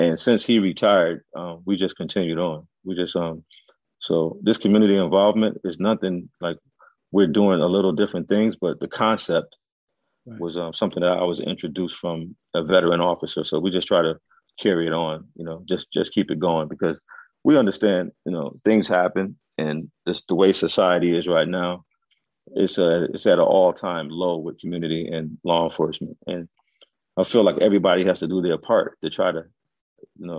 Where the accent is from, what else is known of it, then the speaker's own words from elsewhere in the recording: Stratford, Connecticut, United States; Stratford is where I grew up, and I always wanted to work in my town